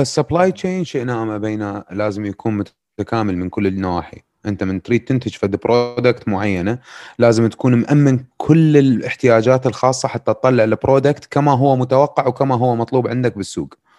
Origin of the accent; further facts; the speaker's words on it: Iraq; عندنا بالعراق